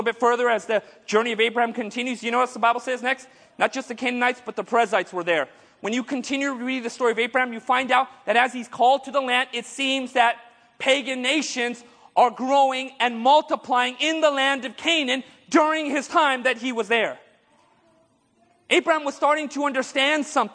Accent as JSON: {"language": "English", "country": "India", "said": "I'm Indian"}